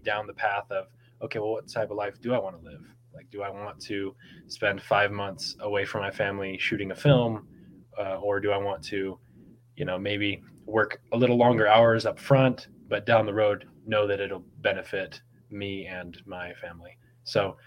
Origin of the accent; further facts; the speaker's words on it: Bay Area, California, United States; I grew up in the Bay Area in California.